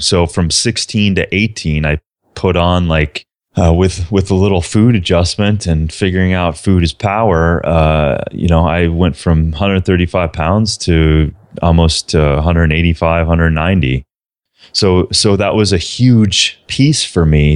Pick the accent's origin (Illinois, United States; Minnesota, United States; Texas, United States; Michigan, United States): Minnesota, United States; southern; I was a small town kid from southern Minnesota